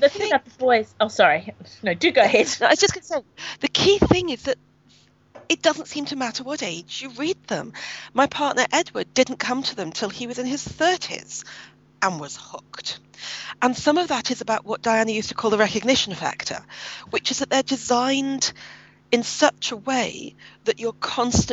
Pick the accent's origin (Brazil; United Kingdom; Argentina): United Kingdom; Birmingham, West Midlands; I grew up in Birmingham, which is what used to be called a municipal socialist city in Britain